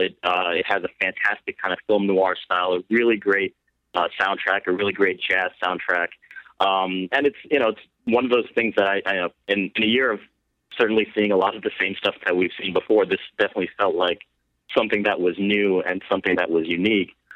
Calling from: South Carolina, United States; I'm calling from South Carolina

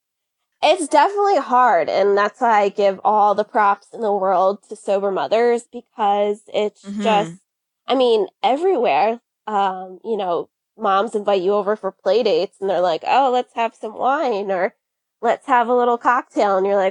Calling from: Connecticut, United States; I am in Connecticut in the United States.

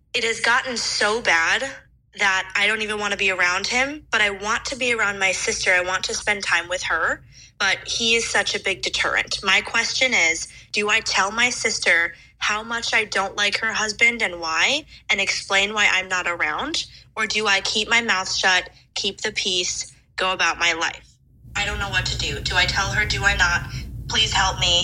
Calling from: Chicago, Illinois, United States; I'm calling from Chicago.

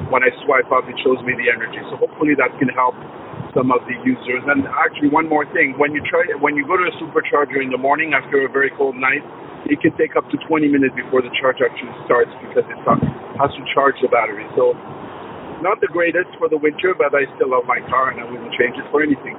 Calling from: Toronto, Ontario, Canada; I'm calling from Toronto.

